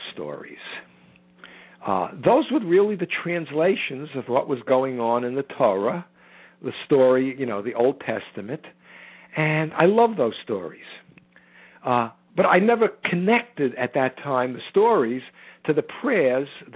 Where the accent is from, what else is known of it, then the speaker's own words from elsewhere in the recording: United States; I am an American who happens to be Jewish